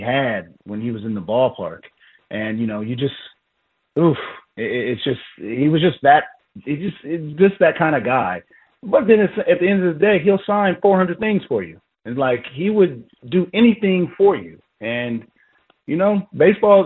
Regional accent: San Diego, California, United States; moved away; also born or lived in Baltimore; I'm not from Baltimore. I'm from San Diego

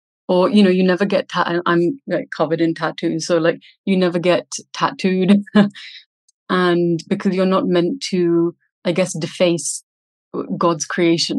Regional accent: India; growing up in India

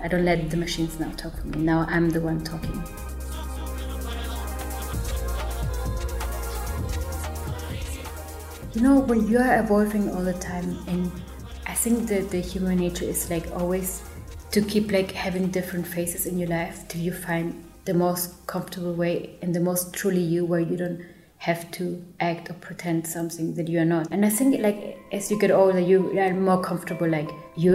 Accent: Germany; also born or lived in Peru; I grew up in Germany

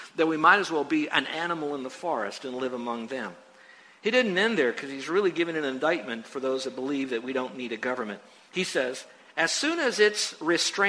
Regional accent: United States; I'm an American

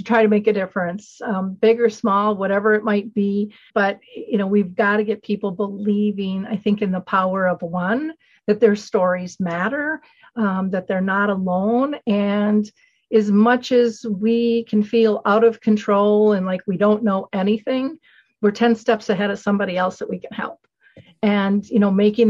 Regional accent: Minnesota, United States; I'm a girl from Minnesota. I didn't travel much.

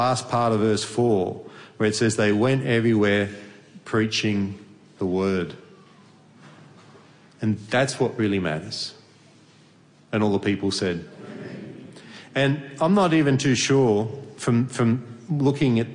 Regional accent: Australia; moved away as an adult; now in Hungary; I'm from Australia originally

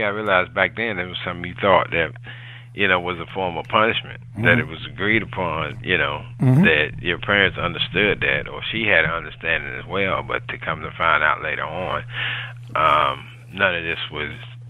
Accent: Roanoke Rapids, North Carolina, United States; now in Florida, United States; I'm originally born in Roanoke Rapids, North Carolina.

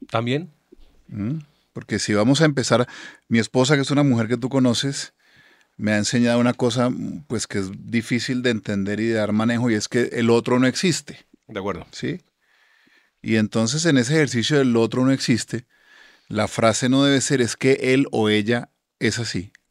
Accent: Colombia; ahí todos somos colombianos

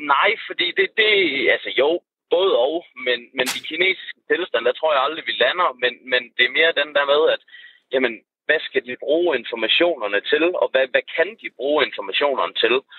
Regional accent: Aalborg, North Denmark Region, Denmark; accent: northern Jutland dialect

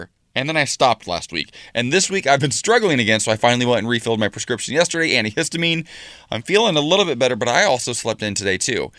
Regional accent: Ohio, United States; moved away; my home state of Ohio.

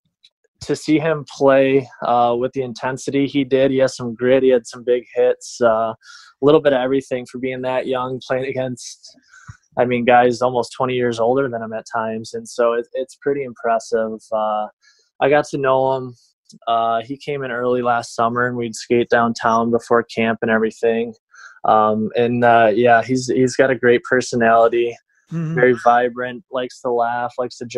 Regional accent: Detroit, Michigan, United States; born or raised there

